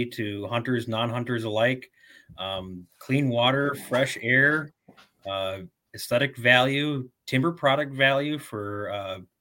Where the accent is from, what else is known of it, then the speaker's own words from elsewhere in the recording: Tomahawk, Wisconsin, United States; I grew up in the North Woods of Wisconsin, outside of the city of Tomahawk.